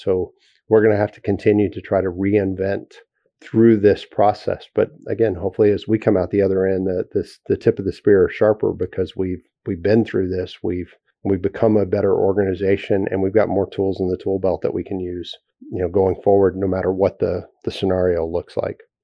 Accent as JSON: {"language": "English", "region": "Texas", "country": "United States", "said": "as a Texan"}